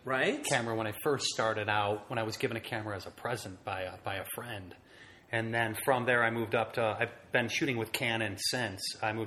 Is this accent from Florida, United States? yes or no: no; Detroit, Michigan, United States; Detroit had started to empty out already at that point.